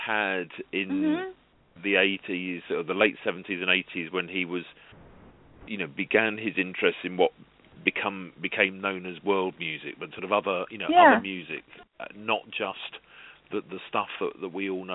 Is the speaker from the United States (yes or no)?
no; United Kingdom; us Brits